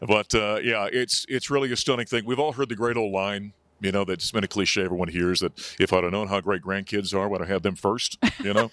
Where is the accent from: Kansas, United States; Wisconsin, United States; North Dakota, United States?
North Dakota, United States; moved away as an adult; also born or lived in Syracuse, New York; now in Colorado, United States; So I grew up in a, in a, you know, farming and ranching communities up in North Dakota